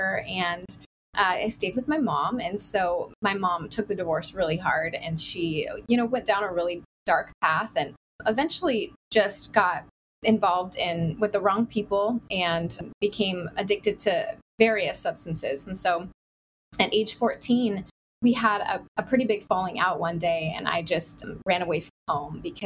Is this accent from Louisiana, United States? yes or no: no; Oregon, United States; also born or lived in California; now in Southeast Florida, United States; I grew up in Oregon and spent 10 years in California